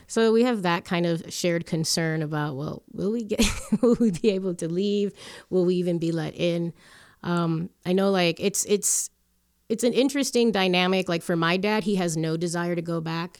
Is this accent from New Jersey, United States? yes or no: no; Hialeah, Florida, United States; moved away as an adult; also born or lived in Chicago; now in Colorado, United States; back home in Hialeah.